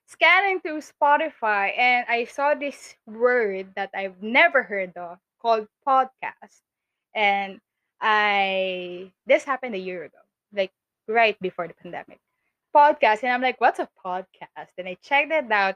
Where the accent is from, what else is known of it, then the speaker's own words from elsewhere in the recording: Makati, Metro Manila, Philippines; I was born in Makati.